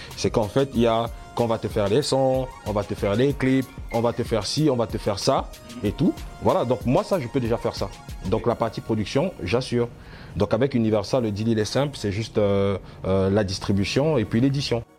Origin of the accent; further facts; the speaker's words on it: Cameroon; now in France; je suis camerounais, fier de l'être